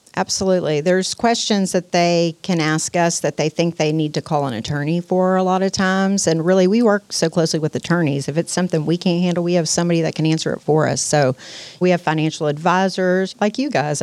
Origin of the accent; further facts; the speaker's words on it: Pasadena, Texas, United States; also born or lived in Houston; I grew up in Pasadena, and I've been all over Houston since then.